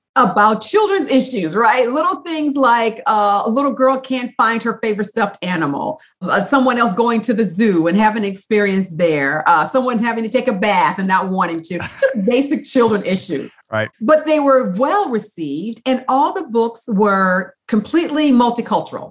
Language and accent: English; Toledo, Ohio, United States; now in San Diego, United States; I grew up in Toledo, Ohio